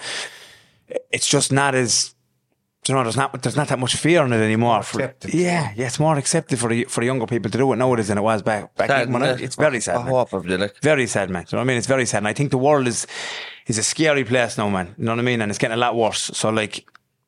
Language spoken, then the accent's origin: English; Limerick, Munster, Ireland; I'm from Limerick, the Island Fields. I moved around a lot when I was young.